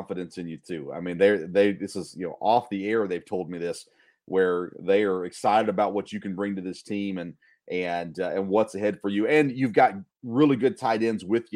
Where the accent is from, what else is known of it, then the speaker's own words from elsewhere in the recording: Murfreesboro, Tennessee, United States; moved away as an adult; now in Kentucky, United States; I grew up in Murfreesboro. I was in Murfreesboro for 26 years